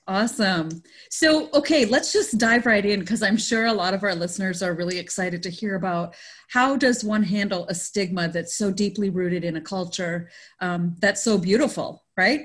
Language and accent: English; Canada; now in United States; I grew up in Canada, but it was still with an Indian family.